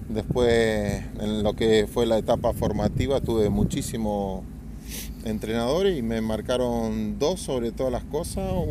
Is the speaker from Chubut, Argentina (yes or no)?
no; Santa Fe, Argentina; Bueno, yo soy de Santa Fe, ciudad.